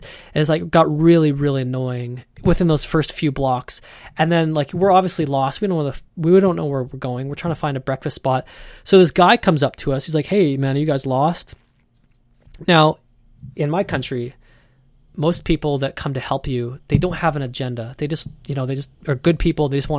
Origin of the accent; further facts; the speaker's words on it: Canada; And, you know, we're from Canada. I've never seen a gecko before.